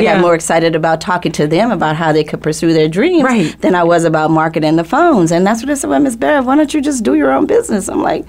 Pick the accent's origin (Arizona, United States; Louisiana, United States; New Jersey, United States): Louisiana, United States; New Orleans; moved away as an adult; also born or lived in Cleveland, Ohio; I am originally from New Orleans, like you said, mm-hmm. a single teenage mother at the age of 15.